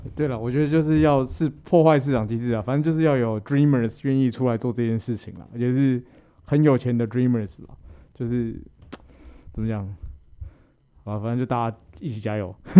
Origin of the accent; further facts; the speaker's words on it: Taiwan; 我们台湾